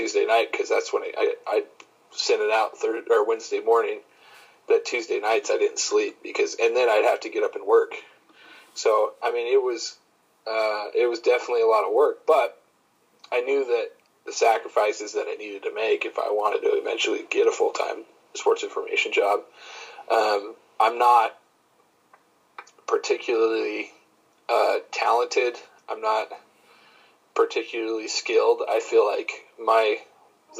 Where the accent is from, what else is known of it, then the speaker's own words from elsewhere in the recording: Libby, Montana, United States; now in Helena, United States; I grew up in Northwest Montana